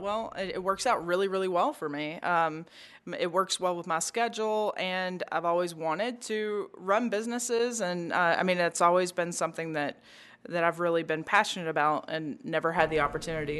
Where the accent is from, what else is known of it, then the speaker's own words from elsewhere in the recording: Memphis, Tennessee, United States; We were both born and raised in Memphis